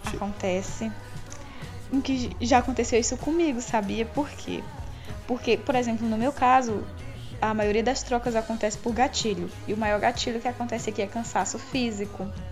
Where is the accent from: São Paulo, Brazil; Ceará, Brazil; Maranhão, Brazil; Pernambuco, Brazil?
Maranhão, Brazil; interior of; now in Teresina, Brazil; morando em, em cidade grande, Teresina, Piauí, porque eu sou do interior do Maranhão